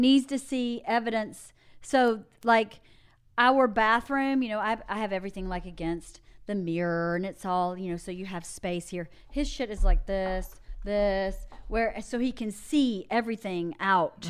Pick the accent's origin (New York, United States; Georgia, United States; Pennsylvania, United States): Georgia, United States; born or raised there; moved away